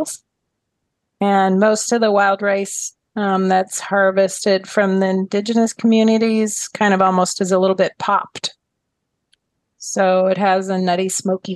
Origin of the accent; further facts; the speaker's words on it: Minnesota, United States; I'm from Minnesota. So we ate a lot of wild rice at our table when I was growing up